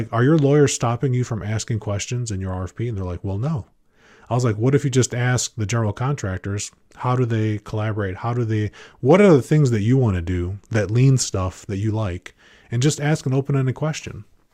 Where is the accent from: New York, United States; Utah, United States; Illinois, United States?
Illinois, United States; Chicago; moved away as an adult; now in California, United States; I grew up in Chicago